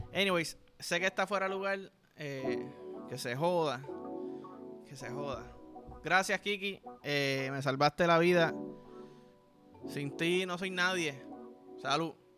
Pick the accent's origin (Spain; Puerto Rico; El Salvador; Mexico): Puerto Rico; como somos aquí los boricuas